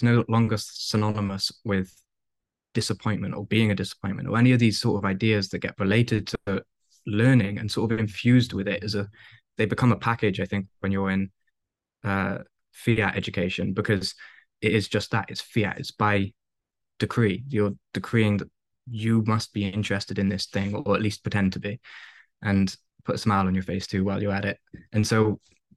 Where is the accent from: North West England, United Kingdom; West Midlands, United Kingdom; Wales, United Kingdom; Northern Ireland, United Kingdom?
Wales, United Kingdom; moved away; I don't even speak Welsh. I'm Welsh